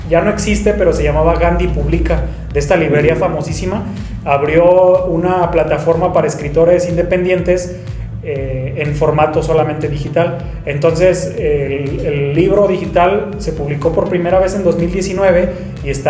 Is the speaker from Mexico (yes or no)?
yes; León, Guanajuato, Mexico; born there; also born or lived in Puebla; una vez que regreso de, Puebla hacia León, porque yo nací en León, Guanajuato, empecé a estudiar la carrera de lengua y literatura.